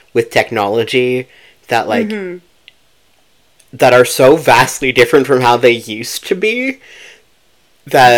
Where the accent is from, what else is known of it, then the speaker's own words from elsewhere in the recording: Canada; We're both Canadian